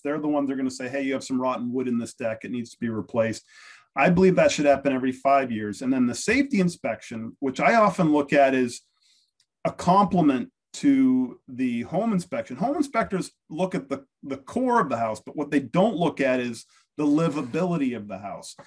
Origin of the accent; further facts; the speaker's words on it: United States; I'm American